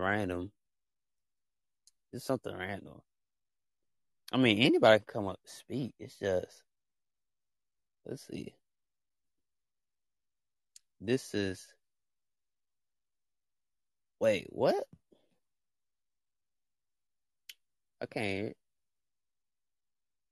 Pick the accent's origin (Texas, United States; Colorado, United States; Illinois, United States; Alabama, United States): Alabama, United States; a little state called Alabama has basically where I'm from, the United States